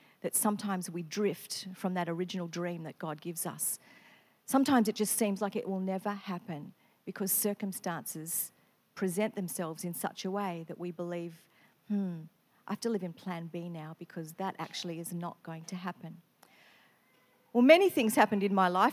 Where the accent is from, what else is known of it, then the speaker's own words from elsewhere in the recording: country western Victoria, Australia; now in Queensland, Australia; I grew up in Victoria, country western Victoria.